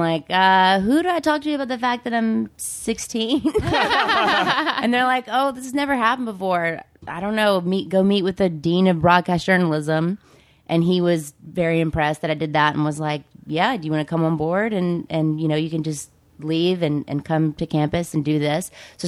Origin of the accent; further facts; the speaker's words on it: Mississippi, United States; come from Mississippi. But this, I've been here for so long now, even though you hear my accent, it's not like I just fell off the pumpkin truck.